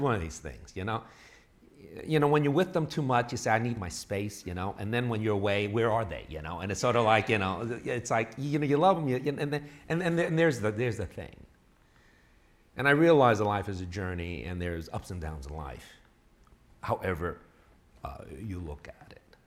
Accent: New York City, New York, United States; moved away as an adult; also born or lived in Texas / Illinois; now in Bay Area, California, United States; I was born and raised in New York City

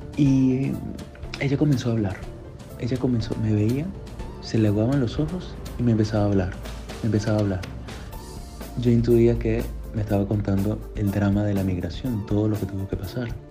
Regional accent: Venezuela; moved away as an adult; now in Rome, Italy; soy de Venezuela

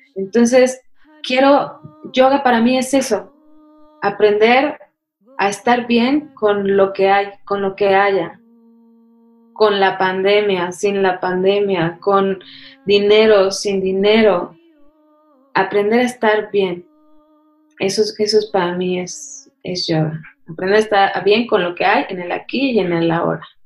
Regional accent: Mexico City, Mexico; also born or lived in India; Yo crecí ahí en la UNAM, ¿no? Así literal. Ahí jugaba, era mi, jardín para jugar.

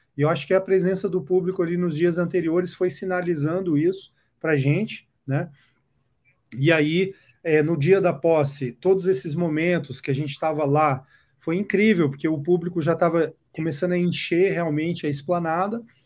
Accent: Brasília, Federal District, Brazil; now in São Paulo, Brazil; Eu que nasci em Brasília, cresci em Brasília

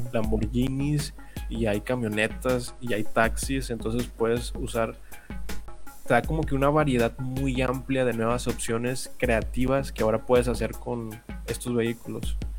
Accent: Monterrey, Nuevo León, Mexico; somos regios.

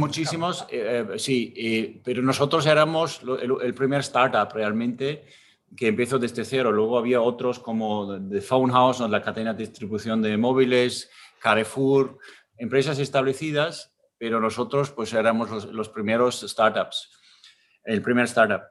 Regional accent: Austria; Spanish is a second language; moved away as an adult; now in Spain; yo, crecí en un pueblo en Austria, en, la, en las montañas

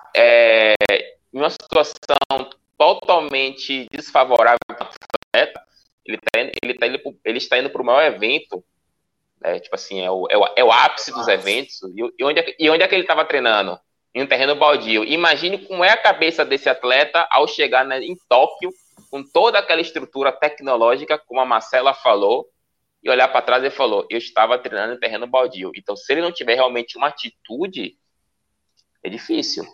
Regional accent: Brazil; Nós, como brasileiros

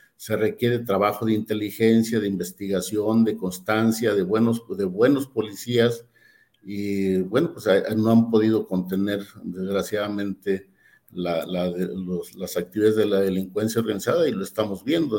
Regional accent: Durango, Mexico; yo soy de Durango

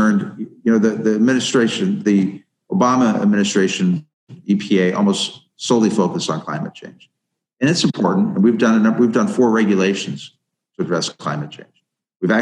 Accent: Ohio, United States; my home state of Ohio, my home county

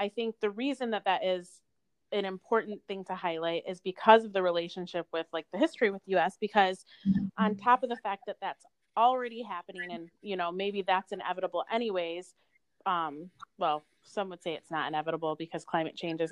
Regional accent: United States; I'm American. I was born and raised here

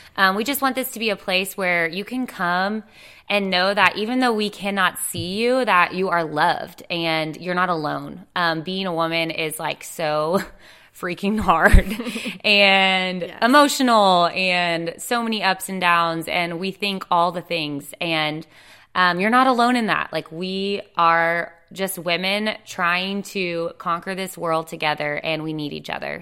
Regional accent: Dallas, Texas, United States; moved away as an adult; now in Wilmington, United States; I moved to Wilmington, North Carolina about four and a half years ago. I'm from Dallas, Texas.

